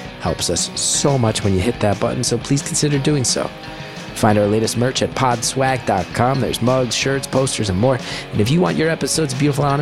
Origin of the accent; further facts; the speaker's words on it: United States; As an American